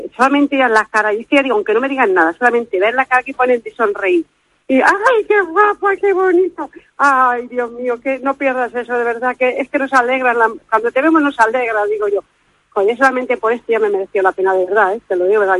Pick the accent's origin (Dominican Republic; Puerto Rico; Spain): Spain; Madrid, Community of Madrid; now in Oviedo, Spain; yo soy de Madrid